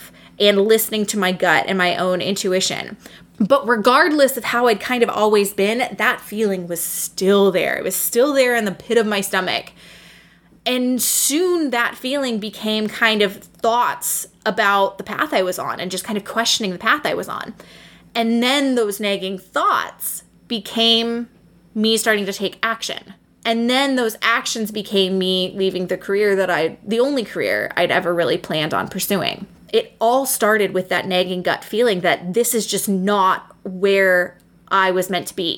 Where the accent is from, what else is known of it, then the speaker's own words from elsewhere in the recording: Seattle, Washington, United States; moved away as an adult; now in Michigan, United States; I was from Seattle